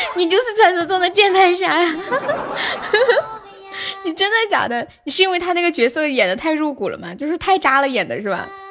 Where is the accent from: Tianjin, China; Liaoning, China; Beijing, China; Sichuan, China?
Sichuan, China; Nanchong; 我是南充的